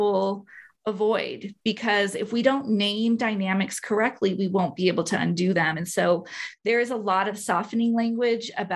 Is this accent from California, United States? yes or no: no; Albuquerque, New Mexico, United States; So I'm from Albuquerque, New Mexico. So I'm born and raised here